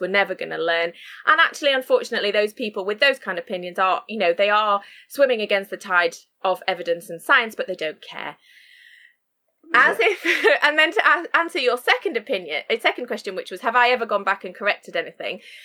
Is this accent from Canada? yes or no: no; Sheffield, Yorkshire and the Humber, United Kingdom; moved away as an adult; also born or lived in Shropshire; I now live and work in Sheffield, which is my hometown